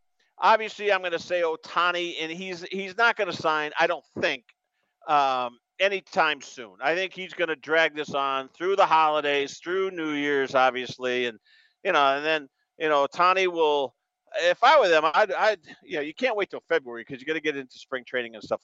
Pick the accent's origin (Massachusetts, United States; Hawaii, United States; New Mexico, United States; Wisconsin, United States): Massachusetts, United States; Greenfield; my hometown high school, Greenfield High School